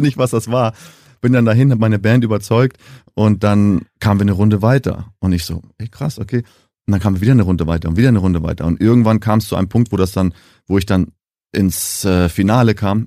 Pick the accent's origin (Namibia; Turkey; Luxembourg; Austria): Namibia; accent: Nam-Deutsch; first language German; moved away as an adult; now in Germany; ich bin jetzt die fünfte Generation in Namibia, geboren, aufgewachsen